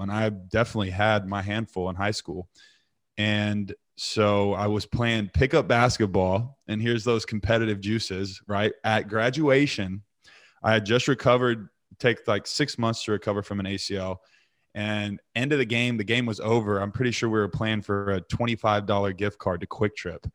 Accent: Eureka, Missouri, United States; also born or lived in Texas / Keller, Texas / Southlake, Texas; when we first moved to Missouri

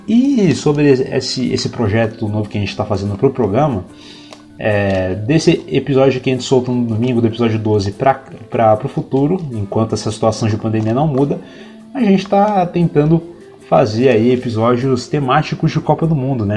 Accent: São Paulo, Brazil; moved away; also born or lived in Minas Gerais; Eu morava em Minas Gerais e eu acabei voltando para São Paulo, né? Eu nasci em São Paulo e tenho parte da minha família lá, morando lá na, na capital paulista

